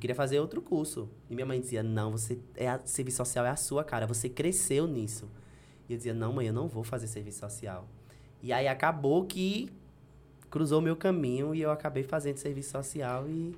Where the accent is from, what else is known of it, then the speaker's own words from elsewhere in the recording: Delmiro Gouveia, Alagoas, Brazil; also born or lived in Paulo Afonso, Bahia; eu sou filho de Delmiro Gouveia. Né? Eu nasci em Paulo Afonso, que é aqui pertinho, mas me criei a vida toda